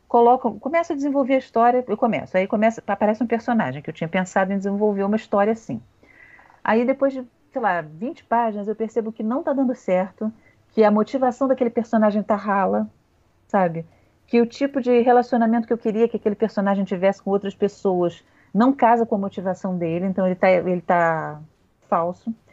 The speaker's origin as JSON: {"language": "Portuguese", "region": "Rio de Janeiro", "country": "Brazil", "lives_now": "Niterói, Brazil", "said": "Não morava no Rio, sou carioca."}